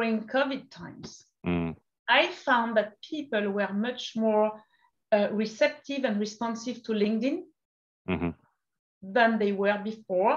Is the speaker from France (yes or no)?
yes; France; accent: French; English is a second language; moved away as an adult; also born or lived in Portugal / Brazil; now in United States; in France to start with, like you could imagine with my accent. And then I moved to the United States